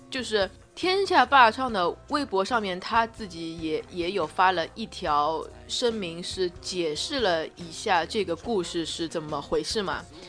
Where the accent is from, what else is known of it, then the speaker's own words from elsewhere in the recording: China; 作为中国人来说